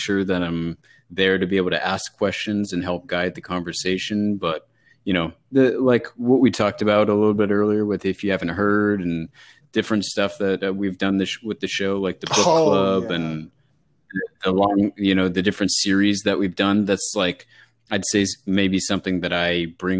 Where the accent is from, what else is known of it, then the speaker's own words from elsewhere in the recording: Bay Area, California, United States; moved away as an adult; also born or lived in Los Angeles, California; now in Connecticut, United States; growing up in the Bay Area in California